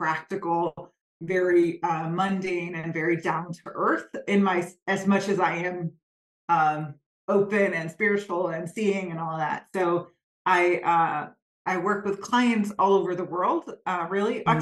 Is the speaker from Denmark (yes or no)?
yes; Copenhagen, Capital Region of Denmark, Denmark; born and raised in Copenhagen